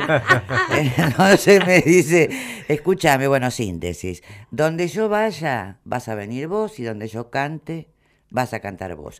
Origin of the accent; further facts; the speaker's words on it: Argentina; yo soy la única argentina